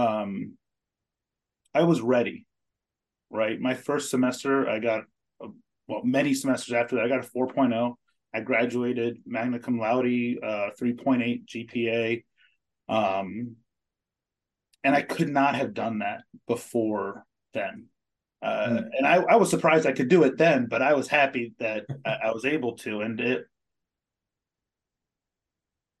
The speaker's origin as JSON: {"language": "English", "town": "Ellicott City", "region": "Maryland", "country": "United States", "tie": "born or raised there", "also_born_or_lived": "Colorado", "said": "I grew up in Ellicott City, Maryland"}